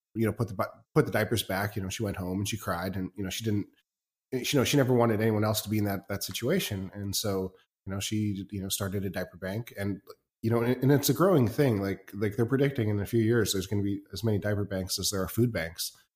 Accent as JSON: {"language": "English", "country": "Canada", "also_born_or_lived": "China", "said": "I'm, I'm Canadian"}